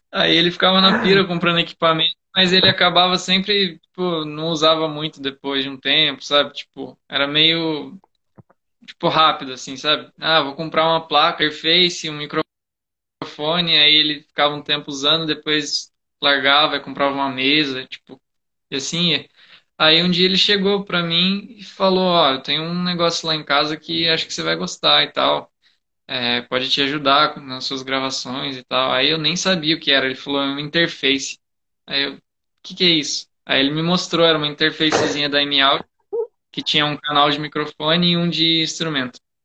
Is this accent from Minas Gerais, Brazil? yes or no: no; Mogi das Cruzes, São Paulo, Brazil; lá em Mogi das Cruzes, que eu nasci em Mogi